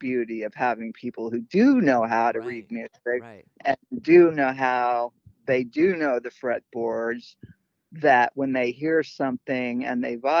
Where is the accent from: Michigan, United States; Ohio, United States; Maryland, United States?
Michigan, United States; Detroit; I was born in Detroit